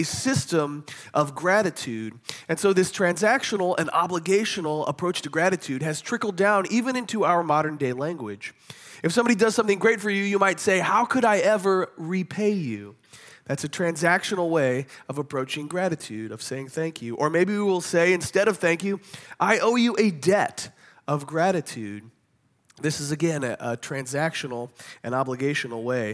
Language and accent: English; Kansas City, United States; They're my hometown football team